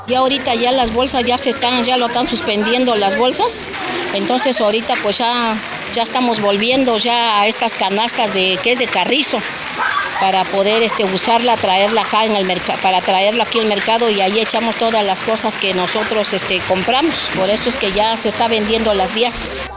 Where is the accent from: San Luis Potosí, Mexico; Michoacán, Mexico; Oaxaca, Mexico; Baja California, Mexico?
Oaxaca, Mexico; Zaachila; Yo soy acá de, de Sachila